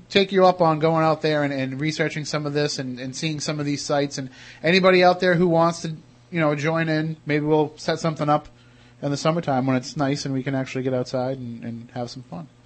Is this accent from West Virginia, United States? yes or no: no; Plymouth, Massachusetts, United States; growing up in Plymouth, uh, and I went to Plymouth Public Schools in my elementary years